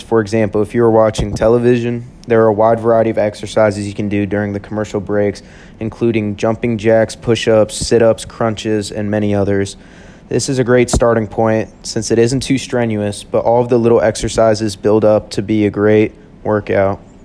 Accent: Houston, Texas, United States; moved away as an adult; now in Tempe, United States; I'm originally from Houston, Texas, and I'm loving it here at ASU

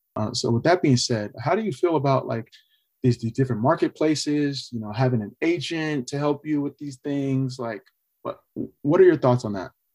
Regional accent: California, United States; also born or lived in Austin, Texas; I'm from California

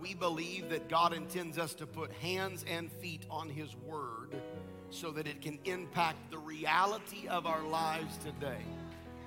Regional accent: Nebraska, United States; I grew up in Nebraska

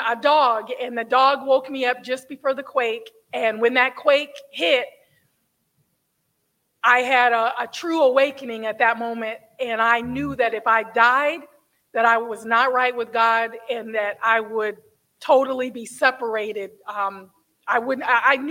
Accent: San Diego, California, United States; I am originally from Southern California. I was raised in San Diego, California.

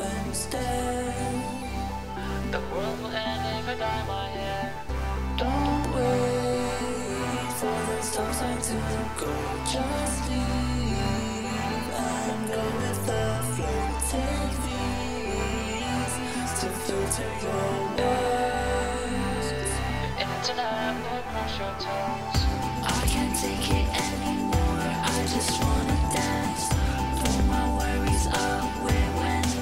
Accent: Texas, United States; I'm from Texas, y'all.

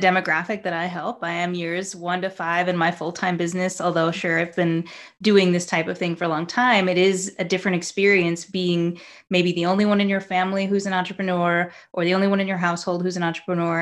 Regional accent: New York, United States; also born or lived in Japan; I'm from New York

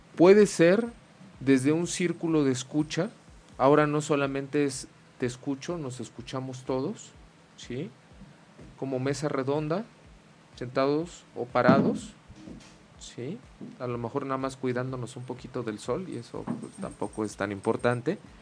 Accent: Mexico; como decimos mucho aquí en México, ¿no? de manera cultural, pues, pues como buen macho mexicano y hembra mexicana

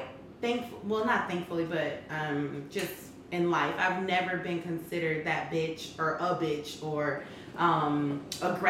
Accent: Minneapolis, Minnesota, United States; moved away; I am from the Twin Cities

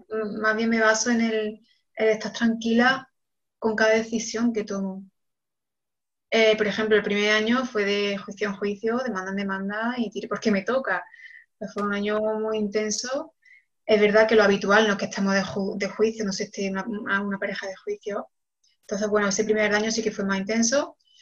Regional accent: Córdoba, Andalusia, Spain; moved away as an adult; also born or lived in Barcelona / Senegal; ahora mismo vivo en, Córdoba, que es mi ciudad natal

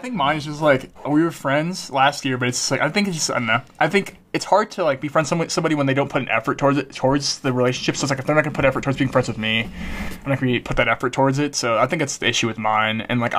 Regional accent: Virginia, United States; moved away; I am from Virginia

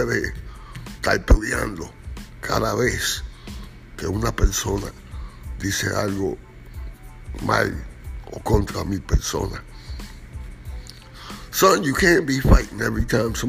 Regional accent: New York City, New York, United States; I am from Washington Heights

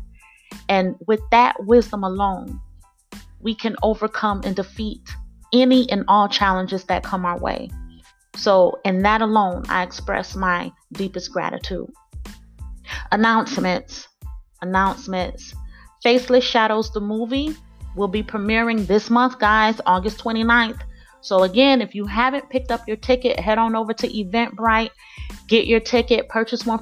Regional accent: Miami, Florida, United States; my hometown

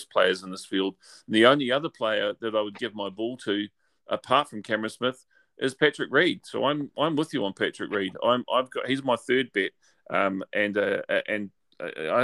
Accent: New Zealand; You'd think I'm actually from Australia rather than New Zealand

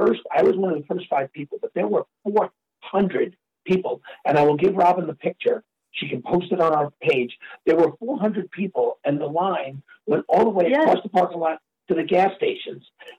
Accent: New York, United States; moved away; I'm a New Yorker

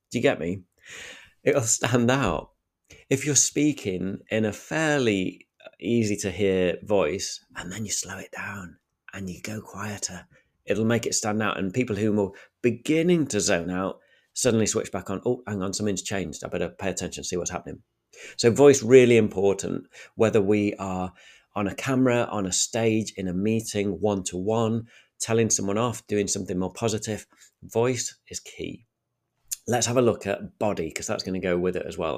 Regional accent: Sheffield, Yorkshire and the Humber, United Kingdom; accent: thick Sheffield; I'm from Sheffield, and I think I'm probably sound northern

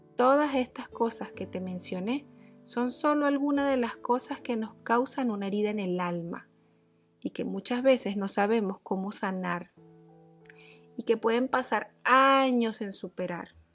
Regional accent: Barquisimeto, Lara, Venezuela; Nací en Barquisimeto, Venezuela

